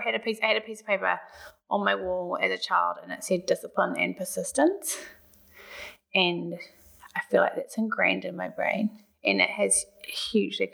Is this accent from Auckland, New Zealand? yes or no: yes; Auckland, New Zealand; moved away as an adult; also born or lived in Sydney; I grew up in Auckland and spent a few years living in Sydney, and I've been back in Auckland for 8 years now